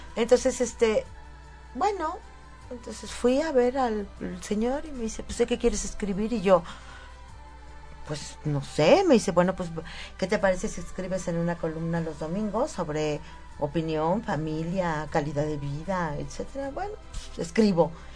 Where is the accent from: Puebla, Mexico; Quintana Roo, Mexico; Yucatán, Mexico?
Puebla, Mexico; Huauchinango; yo soy de Huachinango